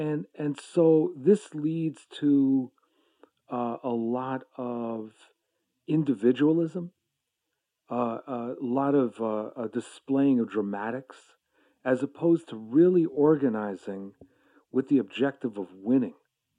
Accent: New York, United States; also born or lived in Boston; now in Maryland, United States; But I was born in New York. I identify as a New Yorker, but I've lived most of my life in Boston and now in the D.C. area. I live in Maryland.

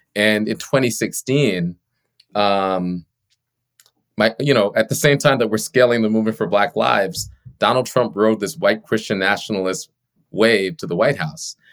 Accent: Long Island, New York, United States; I grew up on Long Island, on the South Shore of Long Island, in uh, a Caribbean immigrant household

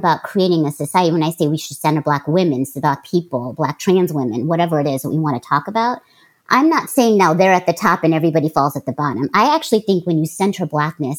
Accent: Oakland, California, United States; I'm from Oakland

